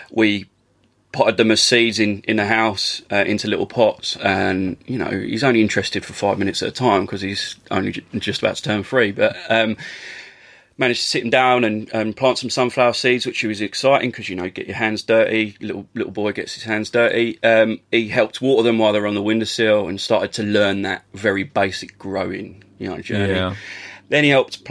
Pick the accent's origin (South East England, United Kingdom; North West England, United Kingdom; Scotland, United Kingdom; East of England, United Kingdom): East of England, United Kingdom; Essex; as a young lad growing up in Essex